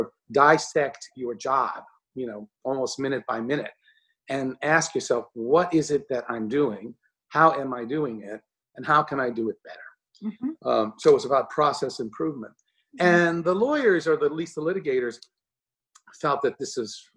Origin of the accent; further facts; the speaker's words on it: Texas, United States; moved away as an adult; also born or lived in Chicago; now in New York, United States; I grew up in Texas